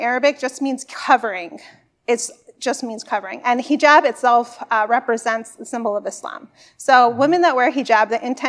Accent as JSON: {"language": "English", "town": "Burbank", "region": "California", "country": "United States", "tie": "born or raised there", "said": "I was born in Burbank. I'm a California girl, right?"}